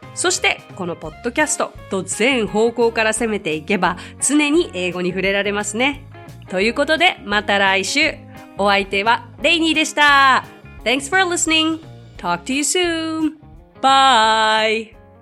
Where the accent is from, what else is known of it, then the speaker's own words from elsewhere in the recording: Japan; I'm Japanese